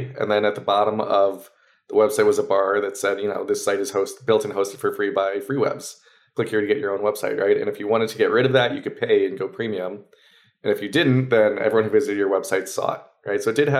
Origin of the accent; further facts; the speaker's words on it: Maryland, United States; we're growing up in Maryland. There's not, okay, you know, a big VC scene there.